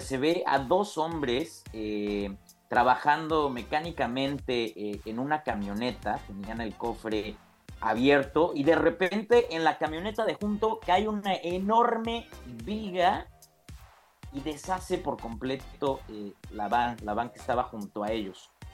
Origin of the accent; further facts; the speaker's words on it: Puebla, Mexico; yo siendo poblano siempre ha sido un botón de orgullo